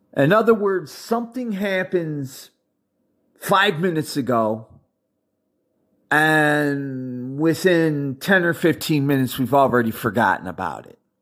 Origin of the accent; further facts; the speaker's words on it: United States; I'm an American